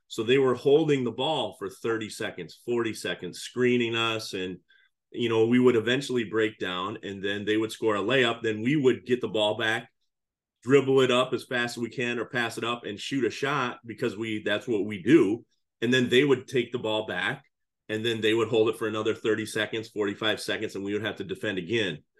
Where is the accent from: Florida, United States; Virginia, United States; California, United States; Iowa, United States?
Iowa, United States; Cedar Falls; moved away as an adult; also born or lived in Crystal Lake, Illinois / Chicago, Illinois; now in Illinois, United States; I'm originally from Iowa. I grew up in Cedar Falls, Iowa